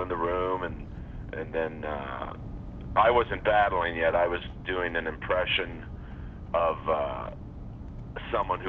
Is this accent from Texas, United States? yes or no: no; Los Angeles, California, United States; also born or lived in Beverly Hills; I got into hockey growing up in Los Angeles.